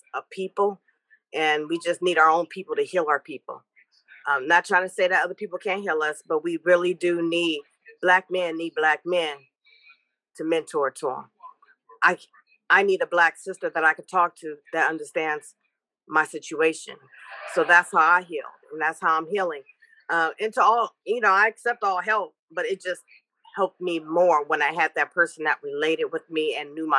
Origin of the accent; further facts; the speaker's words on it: Richmond, California, United States; also born or lived in Stockton, California / San Francisco / Louisiana; Originally from Stockton, but raised in Richmond, Hilltop, and educated in Frisco